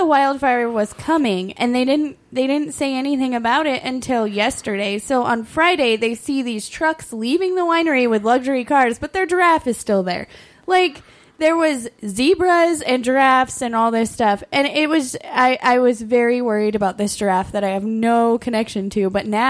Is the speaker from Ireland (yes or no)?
yes; Ireland; As an Irish person